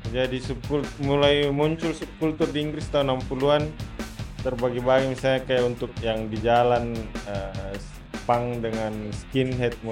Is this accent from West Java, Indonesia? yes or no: yes; Bekasi, West Java, Indonesia; Luar negeri, saya Bekasi kalau di Jabodetabek.